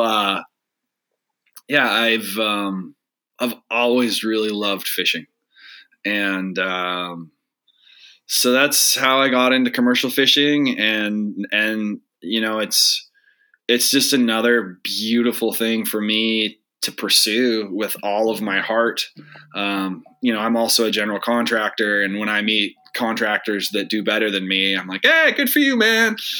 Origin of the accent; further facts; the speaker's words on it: Spokane, Washington, United States; I grew up in Spokane, we're both kids from the Northwest.